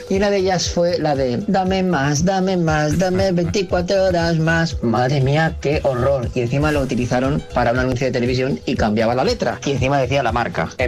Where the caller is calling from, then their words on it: Seville, Andalusia, Spain; de Sevilla.